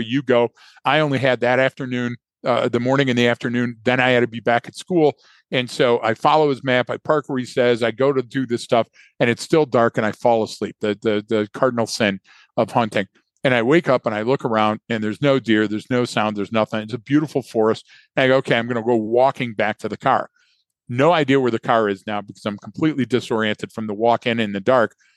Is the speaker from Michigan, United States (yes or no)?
yes; right outside of Dearborn, Michigan, United States; I grew up right outside of Dearborn